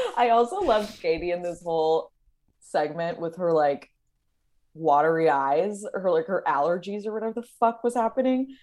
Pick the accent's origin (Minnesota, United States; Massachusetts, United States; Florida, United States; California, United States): California, United States; Los Angeles; I'm from Los Angeles